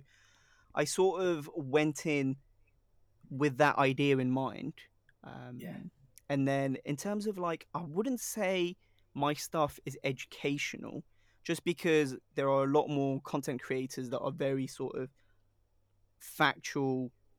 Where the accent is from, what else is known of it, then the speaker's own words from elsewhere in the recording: Sri Lanka; Like if someone goes, oh, where are you really from? I'll be like, oh yeah, Sri Lanka.